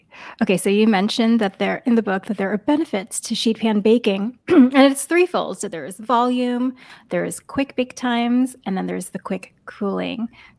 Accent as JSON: {"language": "English", "region": "New York", "country": "United States", "tie": "born or raised there", "said": "I grew up in New York"}